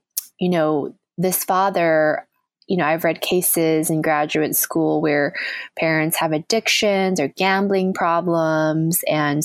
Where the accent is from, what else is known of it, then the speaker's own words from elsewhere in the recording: United States; now in New York City, United States; growing up in the United States